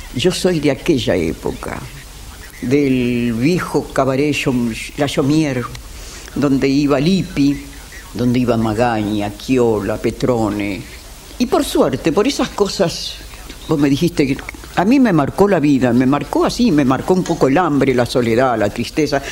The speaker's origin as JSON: {"language": "Spanish", "region": "Buenos Aires", "country": "Argentina", "tie": "born or raised there", "said": "Nací en la calle Defensa 715"}